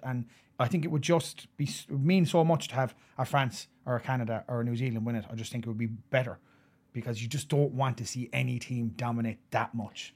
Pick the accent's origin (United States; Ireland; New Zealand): Ireland; as an Irishman